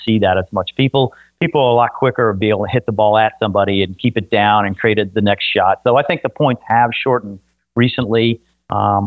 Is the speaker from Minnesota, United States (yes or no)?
no; Fox Hill, Virginia, United States; I grew up in Fox Hill, Virginia